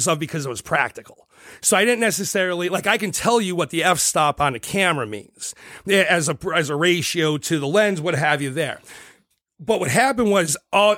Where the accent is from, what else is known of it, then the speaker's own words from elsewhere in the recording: Scranton, Pennsylvania, United States; I'm from Scranton, Pennsylvania